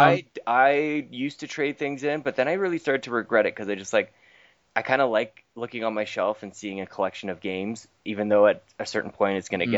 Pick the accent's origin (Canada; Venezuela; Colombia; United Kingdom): Canada; I'm from Canada.